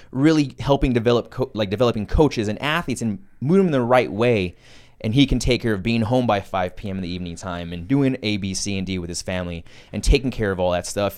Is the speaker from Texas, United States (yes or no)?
yes; San Antonio, Texas, United States; growing up in San Antonio, Texas